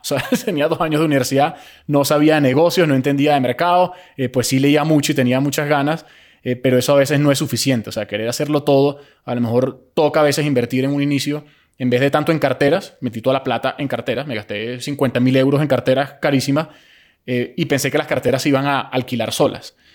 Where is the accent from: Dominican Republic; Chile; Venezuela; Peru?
Venezuela; moved away as an adult; also born or lived in Spain; Yo si bien nací en Venezuela, a los 18, 19 años me fui a España a hacer la carrera